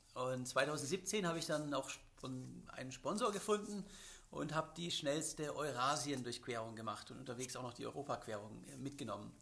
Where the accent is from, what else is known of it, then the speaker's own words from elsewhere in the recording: Swabia, Germany; als Schwabe